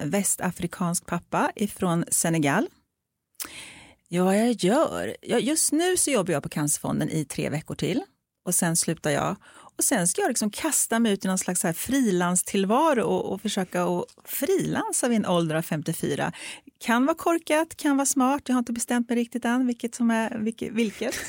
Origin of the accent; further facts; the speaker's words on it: Sweden; jag är så extremt uppväxt i ett, en svensk kontext. Eh, jag är uppväxt med en svensk vit mamma och en bonuspappa som är svensk och vit och har svenska vita syskon och kommer från ett litet samhälle ute på landet